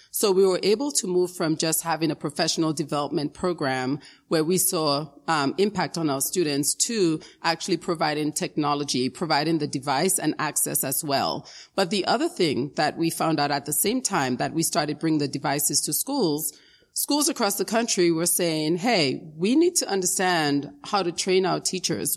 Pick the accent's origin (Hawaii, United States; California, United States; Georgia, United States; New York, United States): New York, United States; New York City; also born or lived in Dominica; I immigrated from Dominica in the Caribbean, um, when I was around nine years old. And I lived in the Bronx, in the South Bronx, um, for many years. Um, that's where I grew up